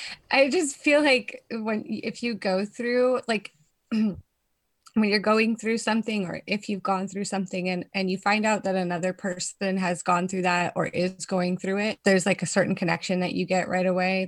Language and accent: English; California, United States; moved away as an adult; now in Netherlands; I'm actually from California